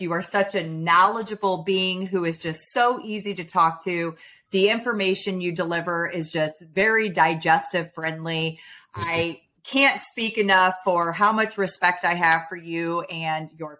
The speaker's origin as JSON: {"language": "English", "region": "Midwest", "country": "United States", "lives_now": "California, United States", "said": "I am from the Midwest, but I reside here in Southern California."}